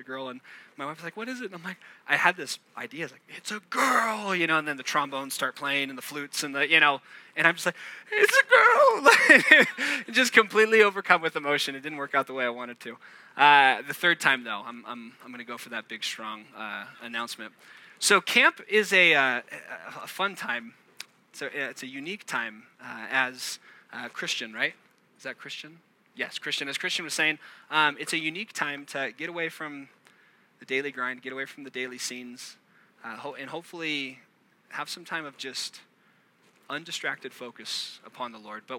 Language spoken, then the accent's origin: English; Orange County, Southern California, United States; I'm from Southern California, down in Orange County. I live in San Clemente